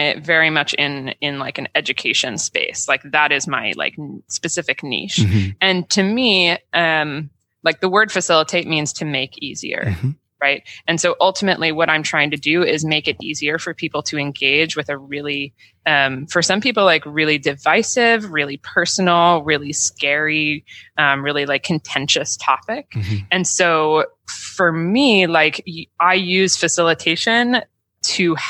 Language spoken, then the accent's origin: English; Burlington, Vermont, United States; Burton Snowboards was in my hometown